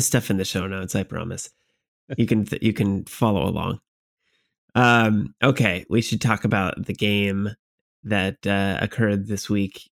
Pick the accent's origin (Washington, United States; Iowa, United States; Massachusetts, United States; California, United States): Washington, United States